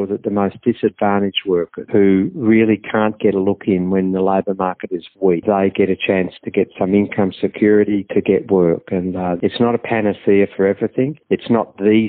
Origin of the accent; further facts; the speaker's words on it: Victoria, Australia; I'm from Victoria